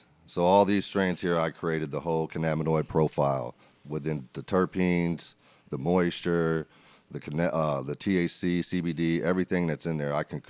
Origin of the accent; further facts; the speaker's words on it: Berrien Springs, Michigan, United States; moved away as an adult; now in Oklahoma City, United States; I was born in Michigan, Bering Springs, Michigan. I was raised there until I was 18, and then I moved to Oklahoma City after that.